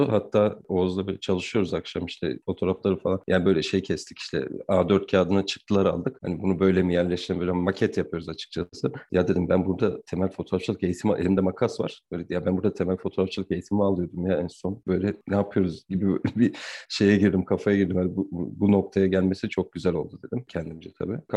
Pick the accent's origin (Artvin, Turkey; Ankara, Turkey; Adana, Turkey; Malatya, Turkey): Ankara, Turkey; also born or lived in Zonguldak; Ankara, yani Ankara'da doğdum büyüdüm.